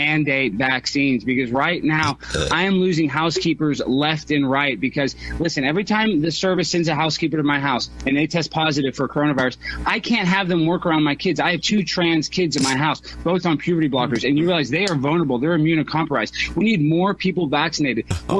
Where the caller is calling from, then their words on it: Highland Park, Illinois, United States; I'm calling from Highland Park.